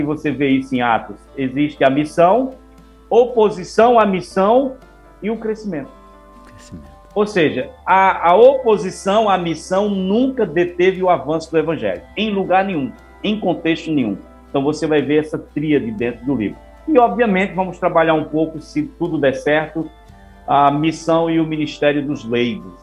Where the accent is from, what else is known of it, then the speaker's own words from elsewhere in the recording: Sertão de Pernambuco, Brazil; eu sou aqui do Sertão de Pernambuco